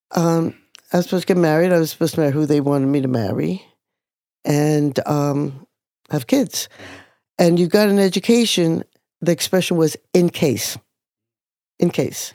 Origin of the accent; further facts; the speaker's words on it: Jerusalem, Jerusalem District, Israel; now in New York, United States; I was born in 1945, and I was born in Jerusalem, Israel